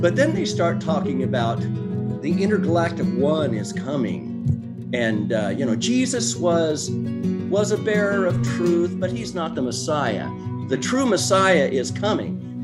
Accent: Oregon, United States; from Oregon originally

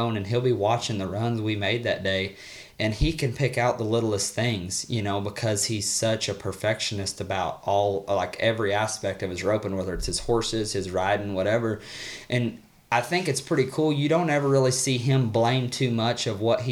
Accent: Missouri, United States; moved away; I'm from Missouri

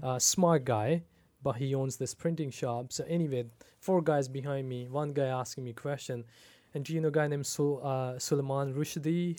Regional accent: Pakistan; moved away as an adult; also born or lived in Seattle, United States; now in Abbotsford, Canada; I was born and raised in Pakistan. Um, I ba, I left Pakistan in two thousand seven, went to school in Seattle

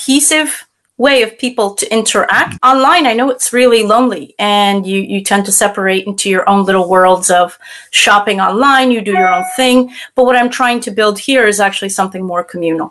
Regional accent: United States; now in France; based out of France myself, I am an American

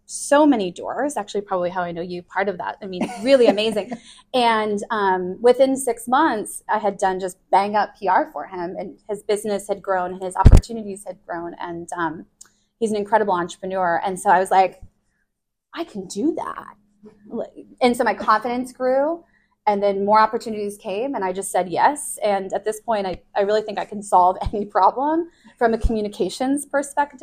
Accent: Chicago, Illinois, United States; moved away; I'm from Chicago. My family, we're all really close

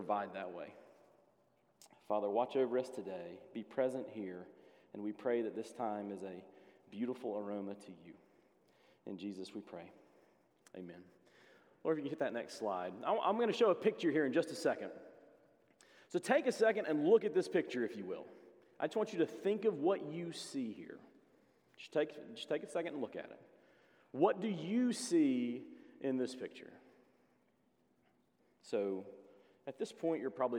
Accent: Hixson, Tennessee, United States; when I grew up in Hixson, Tennessee.

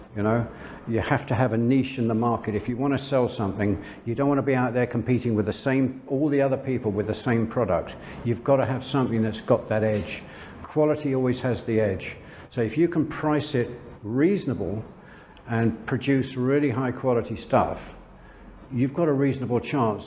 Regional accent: London, United Kingdom; moved away as an adult; also born or lived in France; now in Chiang Mai, Thailand; I'm from London, England.

